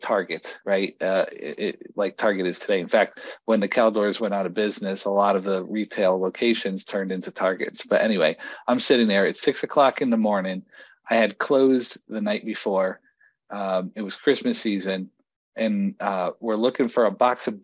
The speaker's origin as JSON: {"language": "English", "town": "Bridgeport", "region": "Connecticut", "country": "United States", "tie": "born or raised there", "also_born_or_lived": "Fairfield County, Connecticut / New Haven, Connecticut", "lives_now": "Colchester, United States", "said": "I moved around Fairfield County growing up, and ultimately wound up in Bridgeport, Connecticut"}